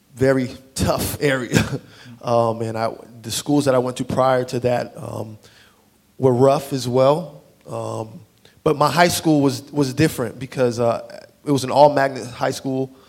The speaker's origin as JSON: {"language": "English", "region": "South Florida", "country": "United States", "tie": "born or raised there", "moved": "yes", "said": "I grew up in South Florida."}